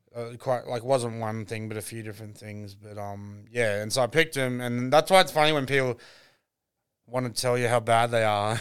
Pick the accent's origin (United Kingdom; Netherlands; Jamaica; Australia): Australia; Brisbane, Queensland; I'm actually from Brisbane